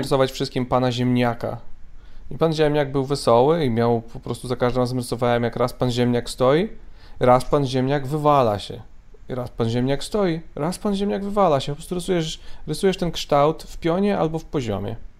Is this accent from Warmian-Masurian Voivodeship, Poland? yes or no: yes; Mrągowo, Warmian-Masurian Voivodeship, Poland; moved away; Ja jestem z Mrągowa oryginalnie, z Mazur.